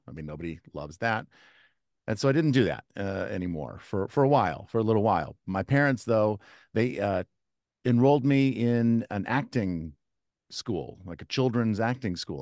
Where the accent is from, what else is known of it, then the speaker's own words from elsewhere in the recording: Kansas City, United States; now in East Coast, United States; I grew up in the Midwest in Kansas City